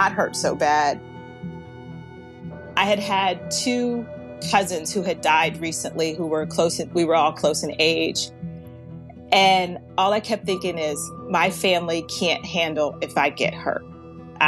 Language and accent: English; Baltimore, Maryland, United States; I live here in Baltimore, Maryland, and I was born and raised here in Baltimore.